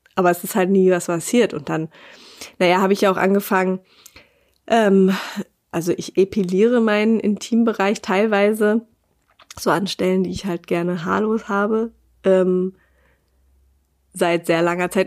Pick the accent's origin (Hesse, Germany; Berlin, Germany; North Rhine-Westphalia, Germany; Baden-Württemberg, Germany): Berlin, Germany; moved away as an adult; now in Bavaria, Germany; ich bin eben halt aus Berlin und nicht aus Bayern